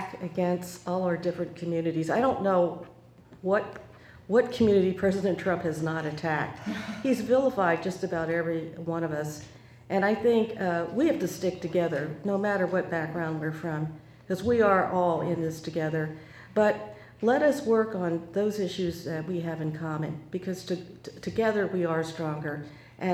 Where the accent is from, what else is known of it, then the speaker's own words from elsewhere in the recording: Montgomery County, Maryland, United States; also born or lived in Texas; I was raised in Montgomery County